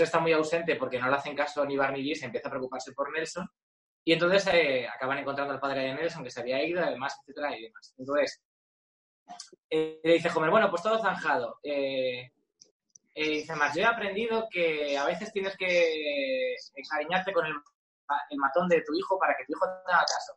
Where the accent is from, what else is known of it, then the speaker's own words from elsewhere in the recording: Alcalá de Henares, Community of Madrid, Spain; Alcalá de Henares porque me crié allí